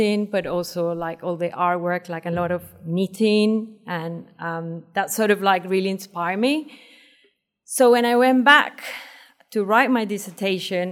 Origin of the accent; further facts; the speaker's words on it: Venezuela; moved away as an adult; also born or lived in Brighton, United Kingdom / Wales, United Kingdom; now in Hong Kong; I'm from Venezuela, and I moved to UK 15 years ago, in 2004